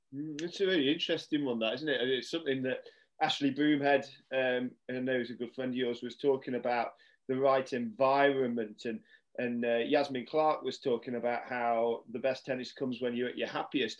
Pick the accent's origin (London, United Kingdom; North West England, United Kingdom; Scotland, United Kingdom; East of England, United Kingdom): North West England, United Kingdom; Cumbria; when I was a junior growing up in Cumbria